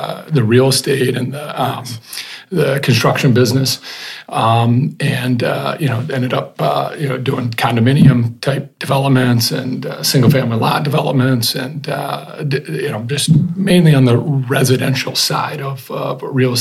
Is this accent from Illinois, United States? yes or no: no; Grand Rapids, Michigan, United States; Born Butterworth Hospital, Grand Rapids. Grew up on the west side.